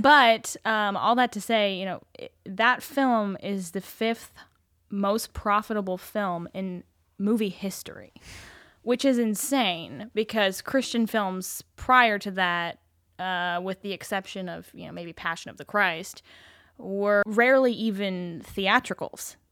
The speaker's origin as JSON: {"language": "English", "town": "Salt Lake City", "region": "Utah", "country": "United States", "tie": "born or raised there", "said": "I grew up in Salt Lake City."}